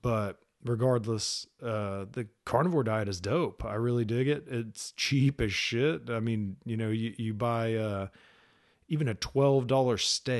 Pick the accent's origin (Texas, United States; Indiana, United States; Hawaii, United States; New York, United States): Texas, United States; Dallas; I was originally from Dallas, Texas, joined the Army when I was 22, moved to North Carolina.